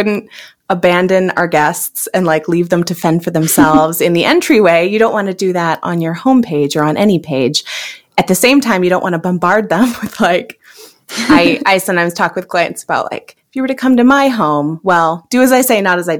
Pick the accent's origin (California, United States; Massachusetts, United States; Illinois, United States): California, United States; now in Minneapolis, United States; I'm originally from California.